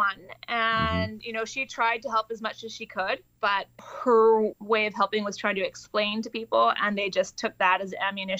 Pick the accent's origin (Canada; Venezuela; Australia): Canada; Vancouver, British Columbia; Vancouver, British Columbia.